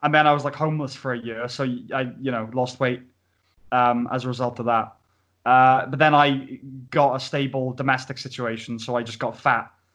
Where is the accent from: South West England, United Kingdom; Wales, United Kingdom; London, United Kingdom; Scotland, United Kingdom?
Wales, United Kingdom; Pontypridd; i am from Pontypridd